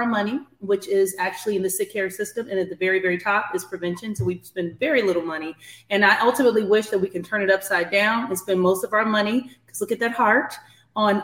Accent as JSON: {"language": "English", "town": "Kansas City", "region": "Missouri", "country": "United States", "moved": "as an adult", "lives_now": "Atlanta, United States", "said": "I am clearly from Kansas City, Missouri, but I reside in Atlanta"}